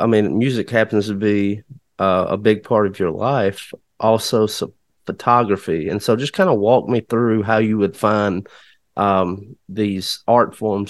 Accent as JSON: {"language": "English", "town": "Kennedy", "region": "Alabama", "country": "United States", "said": "I'm from Kennedy, Alabama. It was just about 45 minutes west of Tuscaloosa, right on the Mississippi-Alabama state line."}